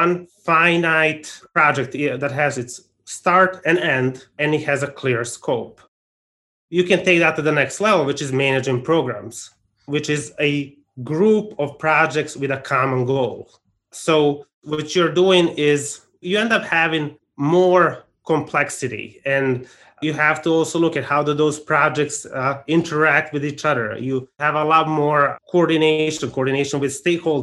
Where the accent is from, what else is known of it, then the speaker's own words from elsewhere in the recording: Arizona, United States; my home state of Arizona